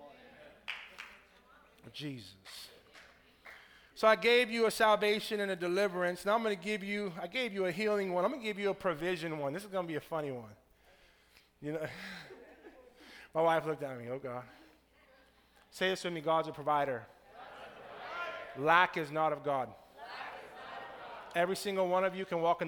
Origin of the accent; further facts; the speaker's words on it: Tampa, Florida, United States; I'm from Tampa